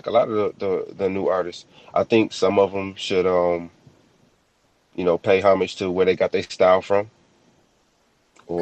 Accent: Michigan, United States; I come from Michigan

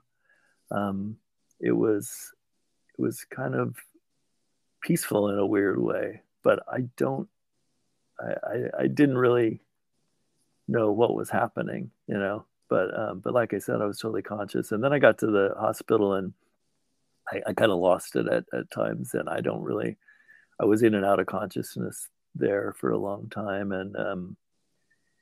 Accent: San Francisco, California, United States; moved away; San Francisco, which is where I'm from originally. I'm from the Bay Area

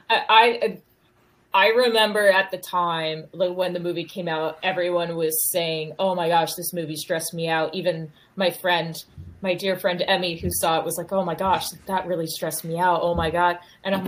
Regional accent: North Carolina, United States; moved away as an adult; also born or lived in Chicago / Boston; now in New York, United States; I grew up in North Carolina

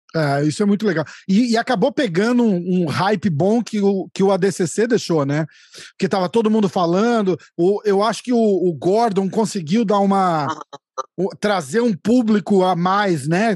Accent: São Paulo, Brazil; also born or lived in New York, United States; now in Orlando, United States; Eu tô na Flórida, na verdade, mas eu sou de São Paulo

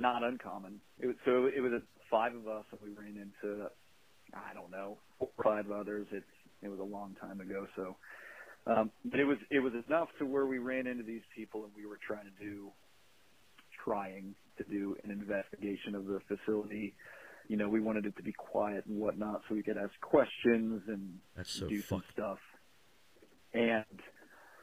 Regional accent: Delaware, Ohio, United States; my hometown of Delaware, Ohio.

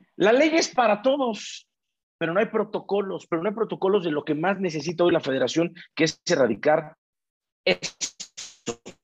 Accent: Mexico; como latino, como mexicano, como albureros, como lo que somos nosotros

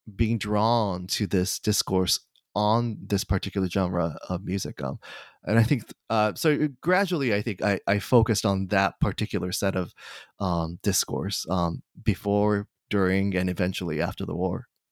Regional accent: Kanagawa, Japan; moved away; I, uh, was born and raised in Kanagawa, uh, Japan, just south of Tokyo.

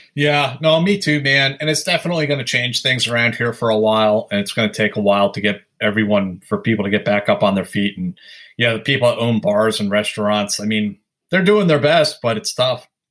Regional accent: Sleepy Hollow, New York, United States; now in Brooklyn, United States; I grew up in Westchester County in Sleepy Hollow.

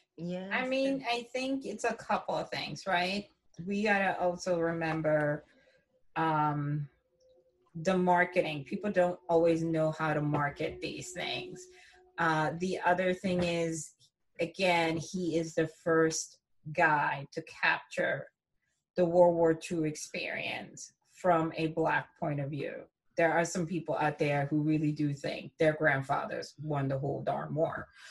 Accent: Lawrenceville, New Jersey, United States; also born or lived in Princeton; I grew up in Lawrenceville

